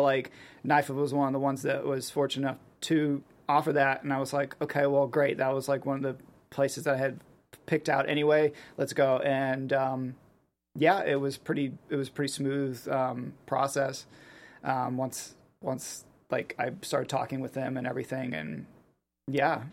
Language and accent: English; Pittsburgh, Pennsylvania, United States; I grew up in Pittsburgh